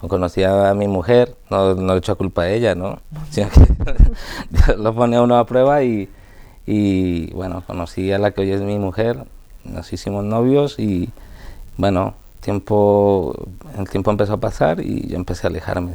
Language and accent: Spanish; Colombia; de Colombia